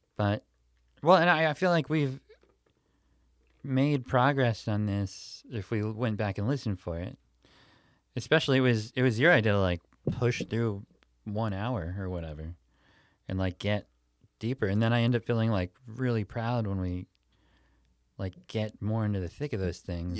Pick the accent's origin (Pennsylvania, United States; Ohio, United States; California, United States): Pennsylvania, United States; Pittsburgh; moved away; I grew up in Pittsburgh when I was a little kid